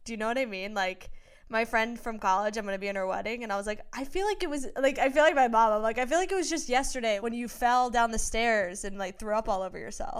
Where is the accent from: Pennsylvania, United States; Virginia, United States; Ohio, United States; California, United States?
Virginia, United States; also born or lived in Los Angeles; now in New York, United States; I'm from Virginia.